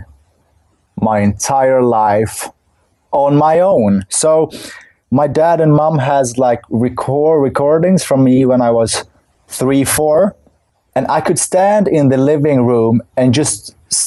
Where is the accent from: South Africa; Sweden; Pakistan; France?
Sweden; Stockholm, Stockholm County; also born or lived in Kurdistan, Iraq; we came to Sweden when I was 1.5. So since then I've been living here.